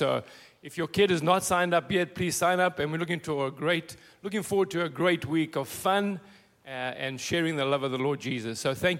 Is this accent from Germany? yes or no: no; South Africa; also born or lived in Lindstrom, Minnesota; now in Florida, United States; I'm from South Africa originally. So we moved to Minnesota in January.